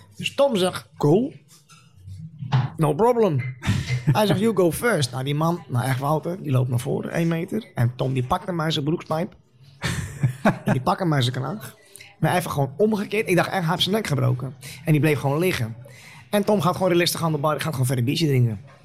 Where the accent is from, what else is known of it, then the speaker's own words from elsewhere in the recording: Utrecht, Netherlands; ik kom uit Utrecht Overvecht.